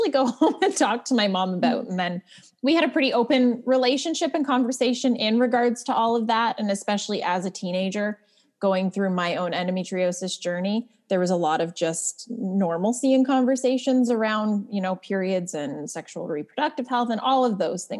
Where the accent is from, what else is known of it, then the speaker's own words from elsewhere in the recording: Canada; also born or lived in Ontario; I am a Canadian. I live in Ontario